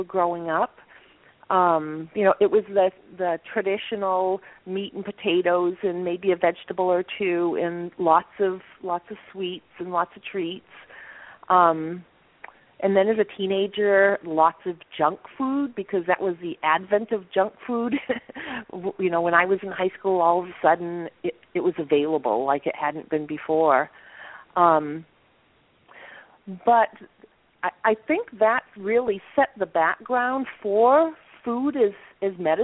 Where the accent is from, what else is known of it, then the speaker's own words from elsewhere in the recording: Maine, United States; I grew up in Maine